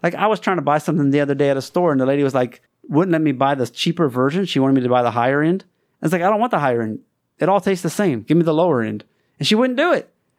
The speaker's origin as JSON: {"language": "English", "region": "Louisiana", "country": "United States", "tie": "born or raised there", "moved": "as an adult", "lives_now": "China", "said": "I grew up in Louisiana."}